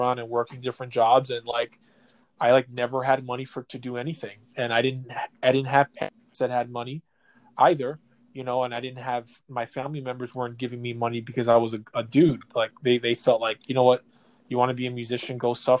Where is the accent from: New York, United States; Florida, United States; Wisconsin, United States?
New York, United States; New York City; the apartment I grew up in Ridgewood, Queens